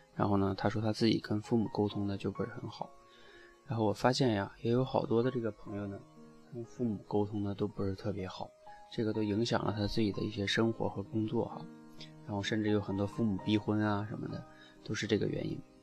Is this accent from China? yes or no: yes; China; 我们中国人